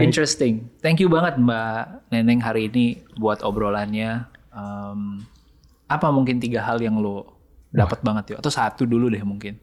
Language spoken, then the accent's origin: Indonesian; Sumatra, Indonesia; saya anak Sumatera, uh, keluarga Chinese